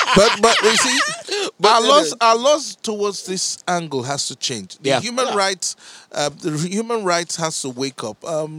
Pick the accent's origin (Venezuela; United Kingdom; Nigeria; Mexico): Nigeria; moved away; because we're from Nigeria.